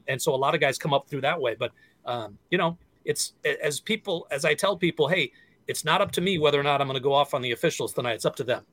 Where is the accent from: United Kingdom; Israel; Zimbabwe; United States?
United States; Western Massachusetts; also born or lived in San Diego / Seattle; now in Minnesota, United States; I grew up in Western Massachusetts, so I grew up um, three hours away from Boston